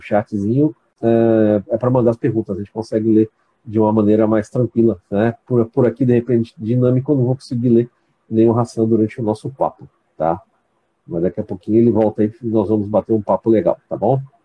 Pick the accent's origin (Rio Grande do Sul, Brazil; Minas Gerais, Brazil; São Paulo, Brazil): São Paulo, Brazil; moved away as an adult; now in Campos dos Goytacazes, Brazil; eu também sou paulista, tá? Eu sou da capital aí, do bairro do Ipiranga, mas eu moro aqui, já estou morando aqui já tem mais ou menos doze anos